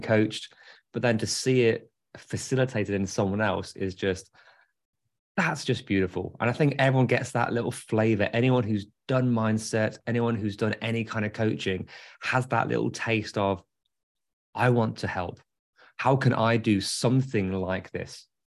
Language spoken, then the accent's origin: English; England, United Kingdom; I'm English.